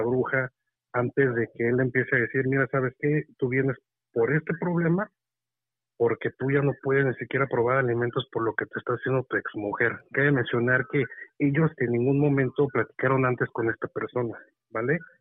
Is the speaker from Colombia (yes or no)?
no; Michoacán, Mexico; now in State of Mexico, Mexico; les hablo acá desde el Estado de México. Yo soy de allá de Michoacán.